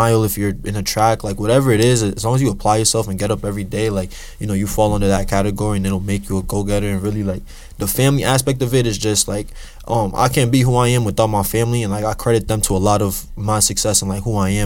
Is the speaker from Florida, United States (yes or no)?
no; Boston, Massachusetts, United States; also born or lived in New Jersey; I moved to Boston when I was younger